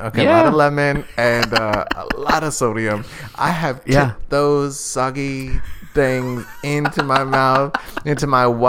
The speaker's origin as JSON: {"language": "English", "region": "London", "country": "United Kingdom", "said": "I am from … hometown."}